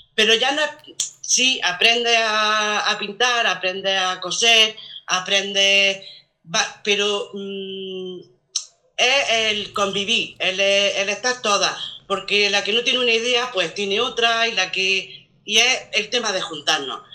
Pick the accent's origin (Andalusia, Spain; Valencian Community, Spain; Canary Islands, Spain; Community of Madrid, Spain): Andalusia, Spain; Macael; moved away as an adult; now in Bayarque, Spain; yo no soy nacida aquí, yo soy de Macael